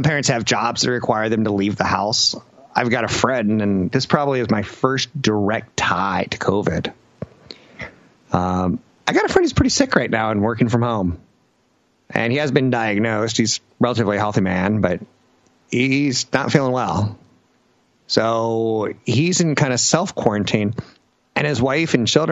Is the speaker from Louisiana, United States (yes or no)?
yes; Louisiana, United States; I'm from Louisiana